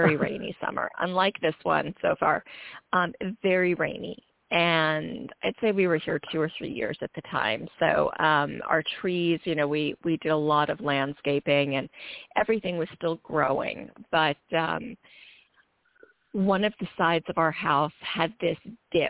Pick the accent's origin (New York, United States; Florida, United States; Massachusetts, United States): New York, United States; eastern end of Long Island, the Hamptons; moved away as an adult; also born or lived in Brooklyn, New York; now in Houston, United States; I was born in Brooklyn and raised on the eastern end of Long Island. So it's considered the Hamptons